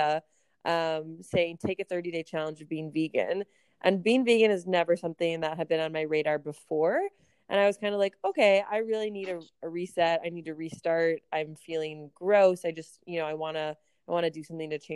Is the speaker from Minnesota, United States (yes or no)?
yes; Minneapolis, Minnesota, United States; moved away as an adult; also born or lived in Kansas; now in Chicago, United States; I grew up in Minneapolis